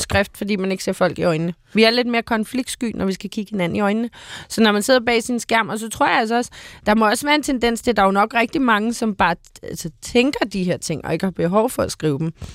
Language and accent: Danish; Copenhagen, Capital Region of Denmark, Denmark; også som københavner